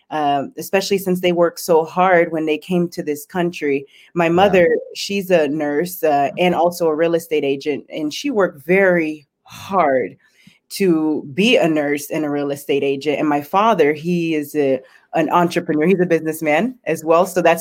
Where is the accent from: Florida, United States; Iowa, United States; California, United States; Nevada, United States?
Florida, United States; Palm Coast; also born or lived in Coral Springs; I was born in Coral Springs, Florida, okay. And I grew up in Palm Coast, Florida.